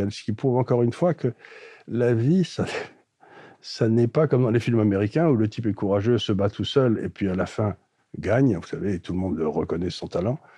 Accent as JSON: {"language": "French", "town": "Aleppo", "region": "Aleppo Governorate", "country": "Syria", "tie": "born there", "said": "Je suis né à Alep en Syrie."}